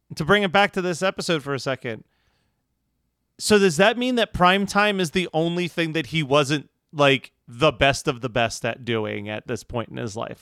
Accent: Philadelphia, Pennsylvania, United States; growing up in Philly

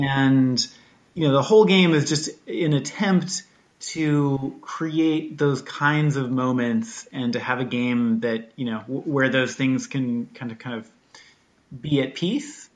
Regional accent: Washington, United States; growing up in Washington State, like flying a kite on a beach

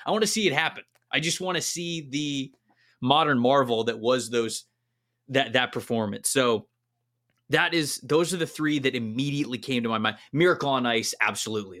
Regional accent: Florida, United States; moved away as an adult; I'm from Florida. I, for the twenty-eight years that I lived in Florida

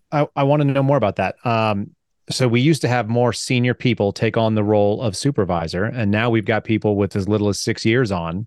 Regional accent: Texas, United States; I'm from Texas. I'm a paramedic.

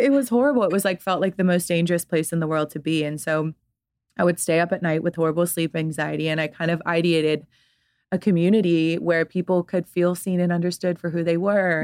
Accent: Atlanta, Georgia, United States; also born or lived in London; grew up in Atlanta, Georgia

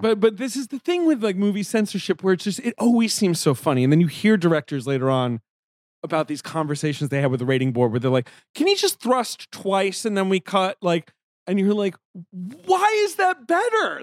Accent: England, United Kingdom; moved away; I grew up in England.

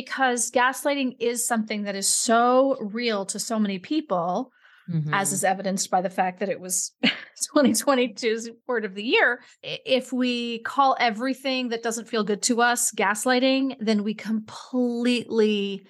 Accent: New York City, New York, United States; he was a joke when I grew up in New York City.

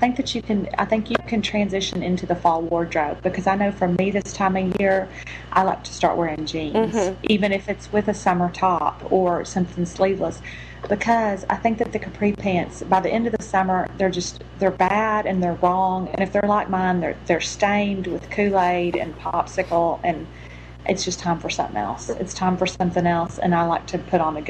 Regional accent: Houston, Texas, United States; accent: transient Texas accent; also born or lived in Beaumont, Texas; now in San Antonio, United States; I grew up in Houston, and then I grew up in Beaumont. And so I lived in different cities.

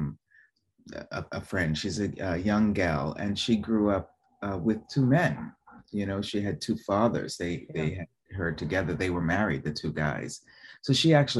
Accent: Boston, Massachusetts, United States; moved away as an adult; also born or lived in New York; now in Italy; originally from Boston, living in New York

